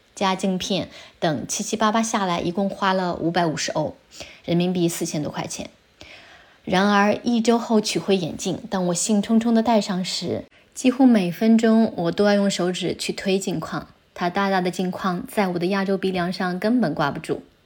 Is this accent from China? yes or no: yes; China; now in Italy; 我老家是三面环山的小城，我又从小在山脚下的农村长大